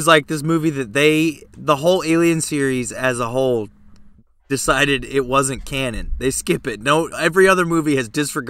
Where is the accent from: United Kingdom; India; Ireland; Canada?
Canada; Saskatchewan; I'm from Saskatchewan.